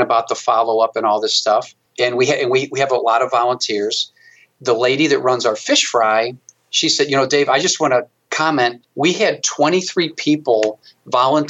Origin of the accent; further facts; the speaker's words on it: St. Louis, Missouri, United States; I was fortunate as heck to work for the brewery